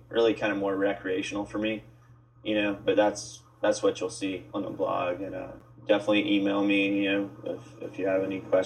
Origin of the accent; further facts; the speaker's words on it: Charleston, South Carolina, United States; accent: Southern; moved away as an adult; now in San Francisco, United States; my hometown, Charleston, South Carolina